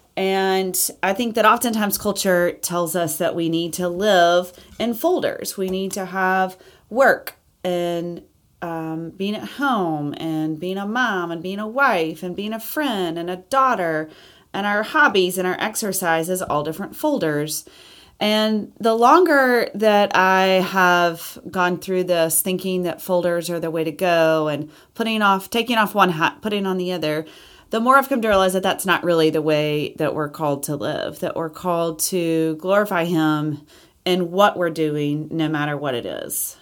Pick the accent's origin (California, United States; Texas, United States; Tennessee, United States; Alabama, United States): Alabama, United States; Auburn; I was born in Auburn, Alabama.